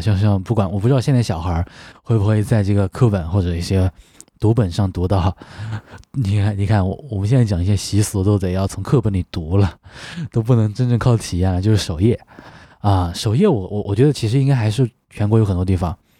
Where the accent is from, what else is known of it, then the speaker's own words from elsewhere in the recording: Sichuan, China; 我们四川这边